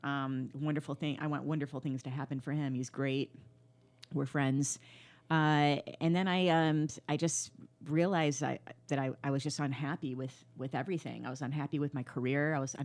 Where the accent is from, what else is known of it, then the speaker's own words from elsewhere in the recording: Flint, Michigan, United States; I'm from Flint, Michigan, born